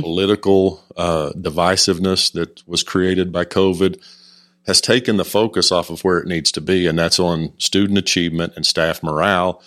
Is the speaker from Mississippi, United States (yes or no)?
no; Stroud, Oklahoma, United States; moved away as an adult; also born or lived in College Station, Texas; now in Decatur, United States; teachers and coaches I had in my hometown of Stroud, Oklahoma